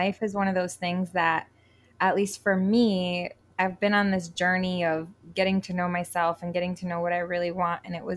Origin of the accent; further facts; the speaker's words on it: Connecticut, United States; moved away as an adult; also born or lived in New York / Colorado; now in Puerto Rico; I'm originally from New York and I was born there, but I grew up technically in Connecticut